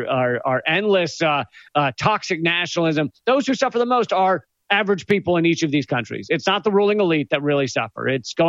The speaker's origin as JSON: {"language": "English", "country": "United States", "tie": "born or raised there", "said": "It's who I am. It's me born and bred."}